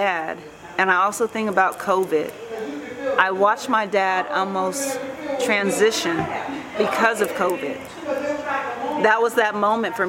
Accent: Topeka, Kansas, United States; now in Kansas City, United States; I'm in Kansas City, Missouri, and even though I wasn't born in Kansas City, Missouri, I was born in Topeka, Kansas, it feels good to be back in the Midwest. It feels good to be home

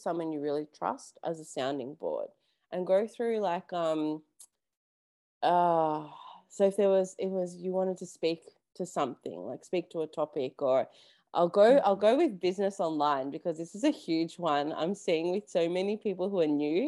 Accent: Melbourne, Victoria, Australia; I'm from Melbourne.

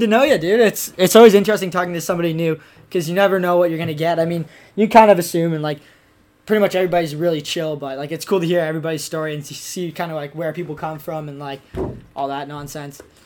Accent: Ontario, Canada; I'm like basically the only skier in all the area, and well, like at least in my hometown. So like, and in Ontario

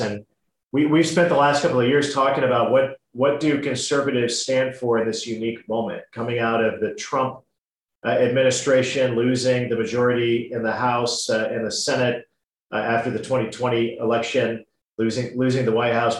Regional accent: Indiana, United States

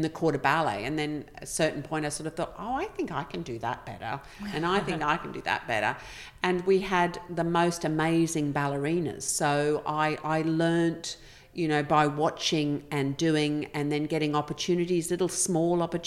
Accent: Queensland, Australia; moved away; also born or lived in London; that easy background growing up in Queensland.

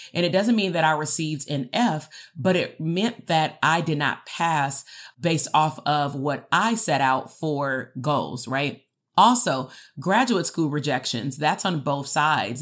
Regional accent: Compton, California, United States; I grew up in Compton

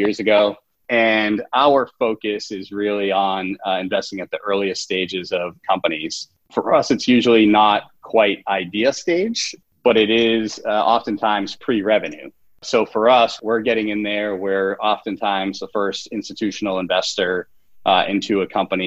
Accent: Boston, Massachusetts, United States; now in New York, United States; we have it in Boston

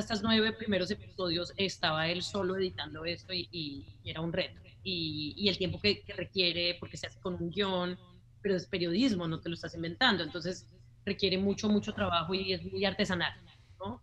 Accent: Colombia; moved away; also born or lived in United States; en nuestro país, pues en Colombia, ya que ambos somos colombianos

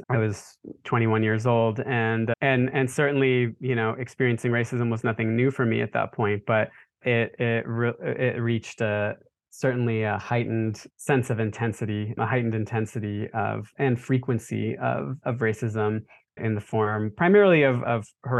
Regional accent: Charlotte, North Carolina, United States; I grew up in Charlotte, North Carolina, and my brother and I were the only turban-wearing Sikh boys in the whole city in the 80s when we were growing up.

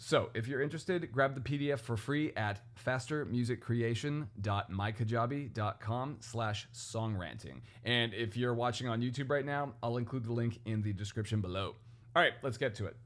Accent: United States; accent: American; I'm in America, as you can tell by my accent

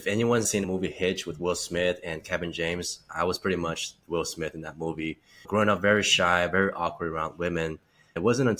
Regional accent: China; also born or lived in Czech Republic; I grew up in China and before that lived in Eastern Europe, Czech Republic, now known as Czechia.

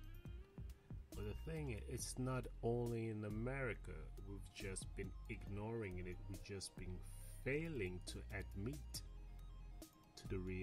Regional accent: Sierra Leone; moved away; Growing up in Africa, and let me be precise, growing up in Sierra Leone

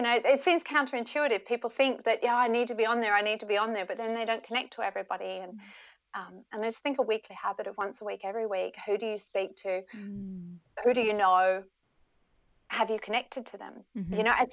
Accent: Perth, Western Australia, Australia; also born or lived in United Kingdom / Melbourne; now in Sydney, Australia; You know, I'm originally from Perth. I lived in the UK for a few years. My parents are British, lived in Melbourne for a few years, and now I'm in Sydney.

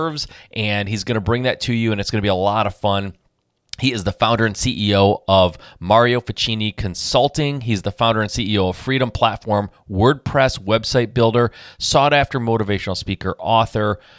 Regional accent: Michigan, United States; I'm from Michigan.

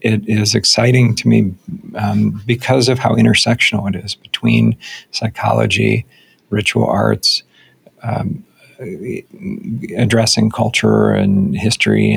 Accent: United States; my own conditioning as an American white dude

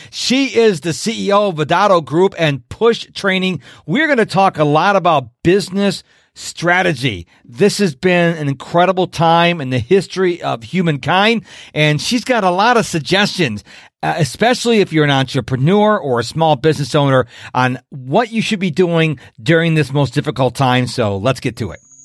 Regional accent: Rochester, New York, United States; now in Houston, United States; originally from Rochester, New York

